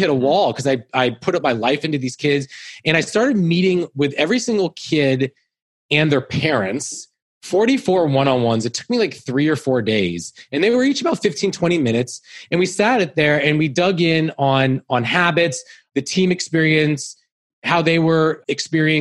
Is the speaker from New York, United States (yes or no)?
no; Menlo Park, California, United States; I grew up in Menlo Park